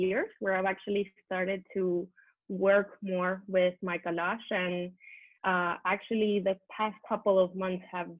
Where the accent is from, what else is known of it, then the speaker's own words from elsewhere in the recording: Venezuela; moved away as an adult; now in Barcelona, Spain; I'm from Venezuela, South America. I came to live actually in Barcelona in Spain, where I live now 12 years ago